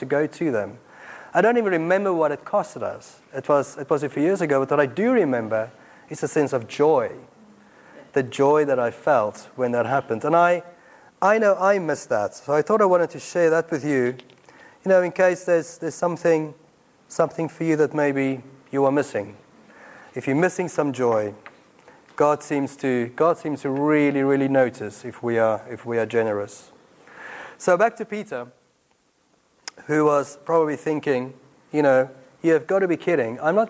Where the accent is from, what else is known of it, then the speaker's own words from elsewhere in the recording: South Africa; accent: Afrikaans South African; now in Watford, United Kingdom; I grew up in apartheid South Africa, as many of you know. My accent gives me away